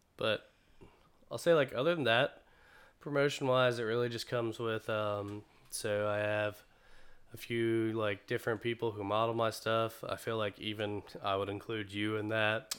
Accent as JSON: {"language": "English", "town": "Greensboro", "region": "North Carolina", "country": "United States", "tie": "born or raised there", "said": "I'm from Greensboro, North Carolina. I was born and raised here, born at the Women's Hospital."}